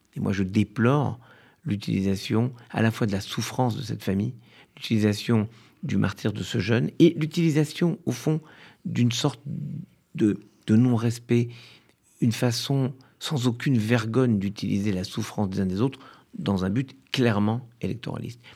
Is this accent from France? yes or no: yes; France; L'immeuble dans lequel j'ai grandi à Orléville